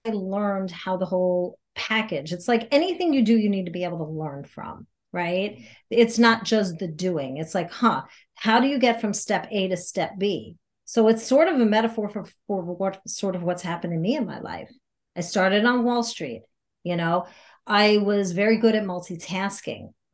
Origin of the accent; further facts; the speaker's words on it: New York, United States; also born or lived in Chicago area / Michigan; now in Chicago, United States; But I'm from New York originally. I'm not from the Chicagoland area.